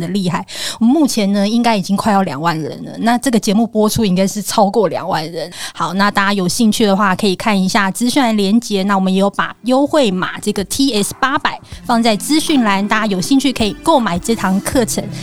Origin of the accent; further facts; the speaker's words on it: Zhonghe, New Taipei, Taiwan; moved away as an adult; now in Zhubei, Taiwan; 中和。嗯。我的老家